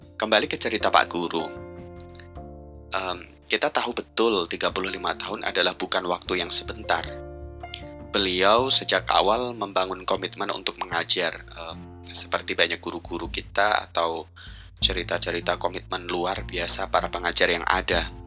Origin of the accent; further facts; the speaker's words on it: Central Java, Indonesia; desa tetangga kampung saya di Jawa Tengah